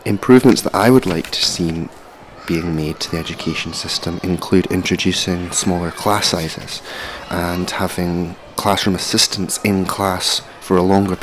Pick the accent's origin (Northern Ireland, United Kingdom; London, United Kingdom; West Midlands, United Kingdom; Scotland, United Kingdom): Scotland, United Kingdom; Edinburgh; I'm originally from Edinburgh